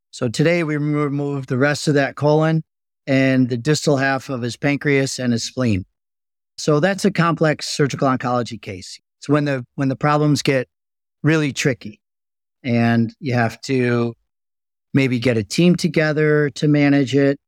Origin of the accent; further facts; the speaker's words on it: just outside of Chicago, Illinois, United States; I grew up just outside of Chicago